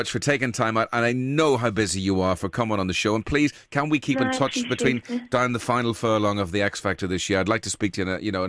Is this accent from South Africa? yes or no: no; Ireland; now in Liverpool, United Kingdom; I'm from Ireland originally, but now residing in Liverpool.